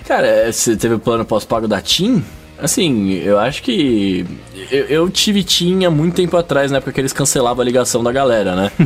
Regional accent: São Paulo, Brazil; eu sou de São Paulo

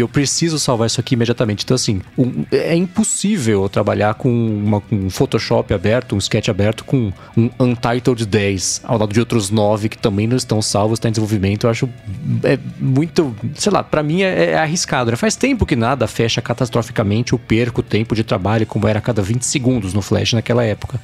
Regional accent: São Paulo, Brazil; Minha vida sempre esteve em São Paulo, né, no Brasil

